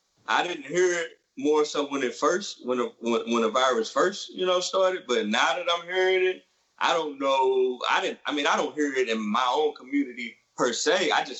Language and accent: English; University City, Missouri, United States; growing up in University City, where we find out we are both from